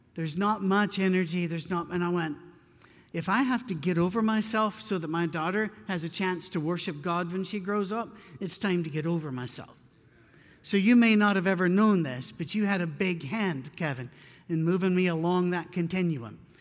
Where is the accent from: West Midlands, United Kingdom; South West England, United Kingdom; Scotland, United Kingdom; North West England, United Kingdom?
Scotland, United Kingdom; moved away; I'm not very Scottish anymore. I've been away for a long time, but I'm too Scottish for